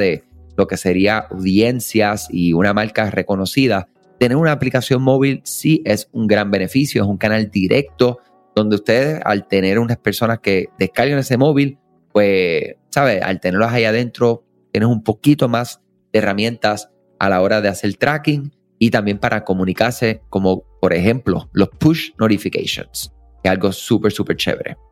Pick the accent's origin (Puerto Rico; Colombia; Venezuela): Puerto Rico; Somos de acá de Puerto Rico